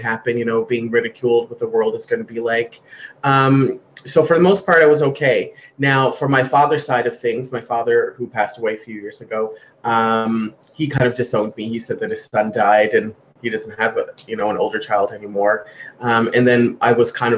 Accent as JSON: {"language": "English", "town": "Glace Bay", "region": "Nova Scotia", "country": "Canada", "said": "I'm from Glace Bay."}